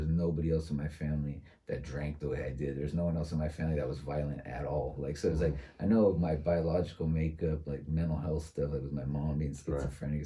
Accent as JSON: {"language": "English", "town": "San Francisco", "region": "California", "country": "United States", "tie": "born or raised there", "said": "I was born and raised in San Francisco"}